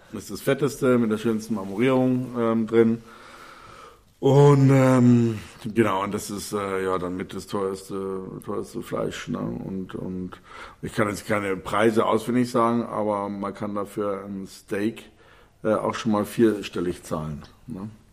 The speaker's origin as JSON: {"language": "German", "region": "Bavaria", "country": "Germany", "said": "hier bei uns in Bayern"}